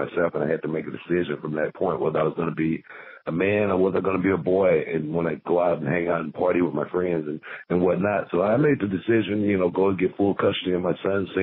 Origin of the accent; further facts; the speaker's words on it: Houston, Texas, United States; growing up in South Park